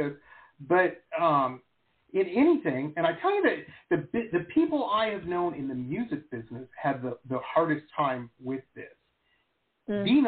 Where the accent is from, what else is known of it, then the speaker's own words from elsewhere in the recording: Detroit, Michigan, United States; So I grew up in Metro Detroit, very rough town.